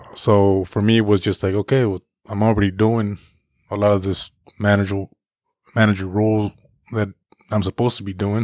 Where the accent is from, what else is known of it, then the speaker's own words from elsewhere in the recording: Paso Robles, California, United States; poor Mexican growing up in Paso